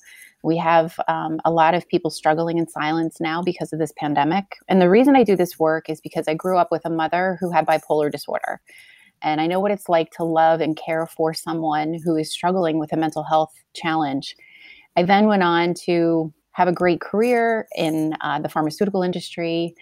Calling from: New Jersey, United States; So I come to you from New Jersey in the United States.

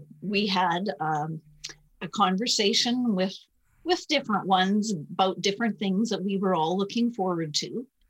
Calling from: Alberta, Canada; I'm in just outside of Edmonton, Canada.

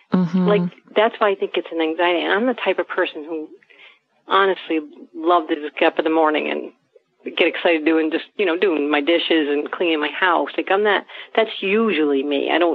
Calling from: New York, United States; I am from New York, near the Westchester area

